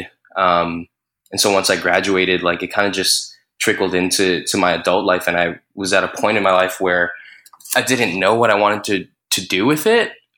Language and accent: English; Hawaii, United States; moved away as an adult; now in New York, United States; born and raised here in Hawaii